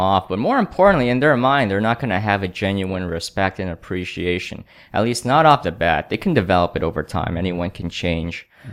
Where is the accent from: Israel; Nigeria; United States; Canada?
Canada; I grew up in Canada